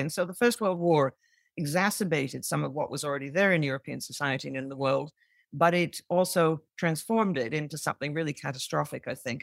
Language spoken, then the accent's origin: English; Canada; growing up in Canada, but having a mother who came from the U K